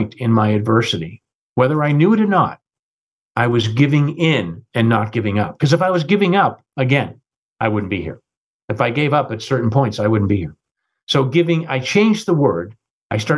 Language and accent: English; United States; also born or lived in London, United Kingdom; as an American running the UK